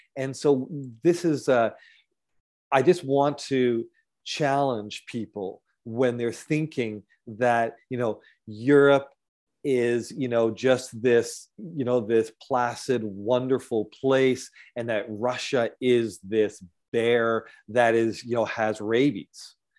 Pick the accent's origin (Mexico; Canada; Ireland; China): Canada; Galt, Ontario; now in British Columbia, Canada; my hometown, um, Galt in Guelph area in Ontario, and then here in B C.